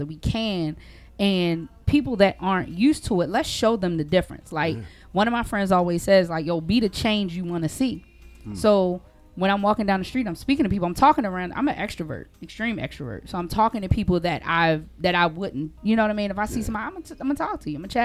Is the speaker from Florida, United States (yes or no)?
no; Baltimore, Maryland, United States; moved away as an adult; also born or lived in Georgia; when I first moved to Georgia, because that was the first place I ever lived outside of Baltimore